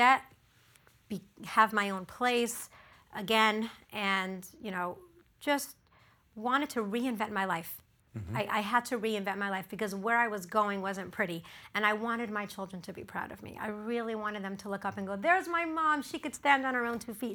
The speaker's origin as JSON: {"language": "English", "town": "Los Angeles", "region": "California", "country": "United States", "tie": "born or raised there", "said": "My entire life, I grew up in the Pico Robertson area"}